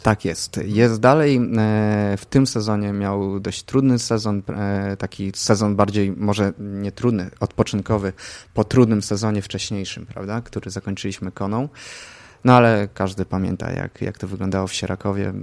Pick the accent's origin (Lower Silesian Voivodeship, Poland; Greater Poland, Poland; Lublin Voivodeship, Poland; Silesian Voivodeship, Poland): Lublin Voivodeship, Poland; Zamość; Zamościa, skąd pochodzę, była była, była taka sekcja kolarska, ja w tej sekcji uczestniczyłem